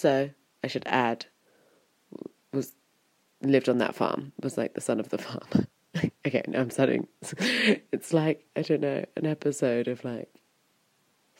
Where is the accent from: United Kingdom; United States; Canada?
United Kingdom; Wiltshire, South West England; moved away as an adult; also born or lived in London / Berlin; It's a very small town that I come from. Well, it's actually in town size, it's not that small. It's 10,000, I think. But it's very kind of rural and very English in Wiltshire.